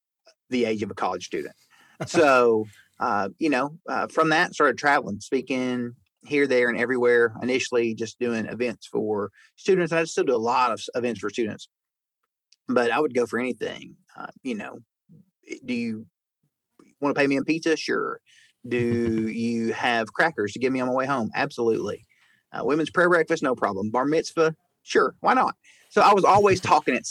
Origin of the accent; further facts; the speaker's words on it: Chattanooga, Tennessee, United States; I grew up in Chattanooga.